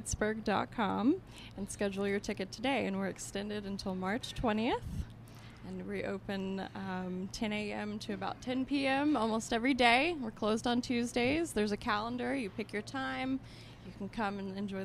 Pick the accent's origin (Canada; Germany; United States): United States; Texas; moved away as an adult; also born or lived in London; now in Pittsburgh, United States; I was born and raised in Texas, but I came here about 6 years ago for the job at the Carnegie Museum of Natural History.